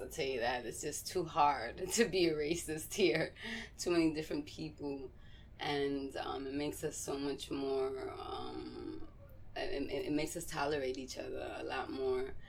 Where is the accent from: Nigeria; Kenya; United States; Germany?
United States; New York City, New York; also born or lived in Puerto Rico / Massachusetts; I was born in Puerto Rico, um, and I moved to New York when I was about three months old and I lived here